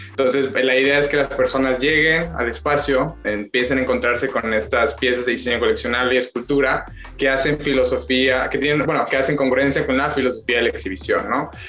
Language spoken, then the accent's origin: Spanish; Mexico; la mayoría somos mexicanos, ¿no?